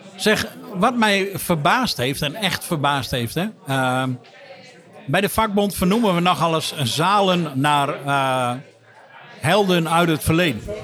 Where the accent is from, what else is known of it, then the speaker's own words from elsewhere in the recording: Drenthe, Netherlands; ik als uh, Drent